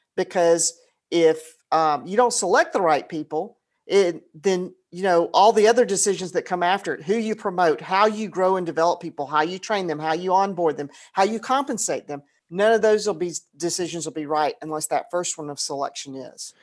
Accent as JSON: {"language": "English", "town": "Atlanta", "region": "Georgia", "country": "United States", "tie": "born or raised there", "said": "I grew up in Atlanta."}